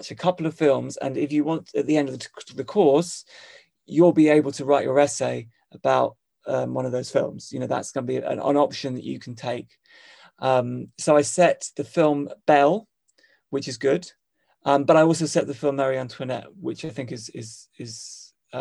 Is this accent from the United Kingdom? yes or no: yes; United Kingdom; moved away as an adult; also born or lived in Hong Kong; as a British person